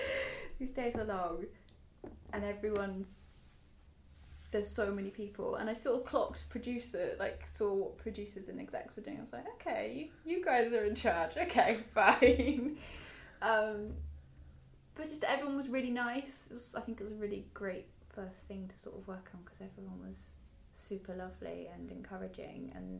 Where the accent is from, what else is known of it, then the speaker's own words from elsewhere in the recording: South West England, United Kingdom; And this week's episode of Electric Dreams is shot in Poundbury, which is attached